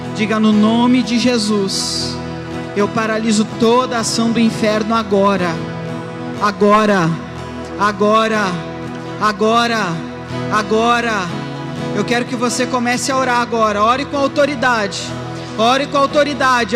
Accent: Alegrete, Rio Grande do Sul, Brazil; eu sou lá do Alegrete

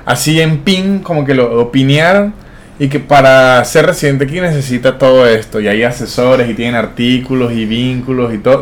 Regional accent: Venezuela; moved away as an adult; also born or lived in Mexico; now in Argentina; yo soy venezolano

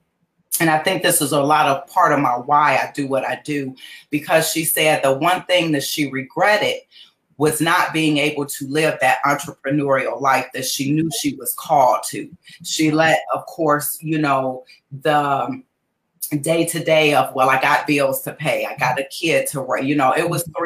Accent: Cleveland, Ohio, United States; moved away as an adult; also born or lived in Atlanta, Georgia; I was born and raised in Cleveland, Ohio. I'm actually back in Cleveland, Ohio now. But I started my business in Atlanta, Georgia

